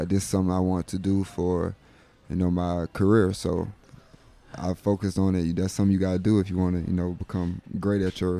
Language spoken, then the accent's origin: English; Fort Valley, Georgia, United States; moved away as an adult; I was born in Fort Valley, Georgia, like the south of Georgia.